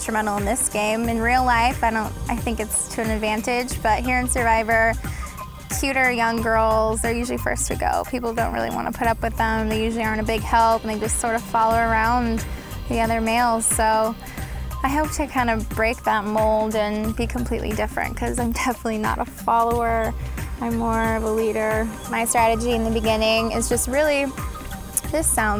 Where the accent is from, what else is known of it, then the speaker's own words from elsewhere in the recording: San Jose, California, United States; I'm from San Jose, California, and I'm currently a student at San Jose State University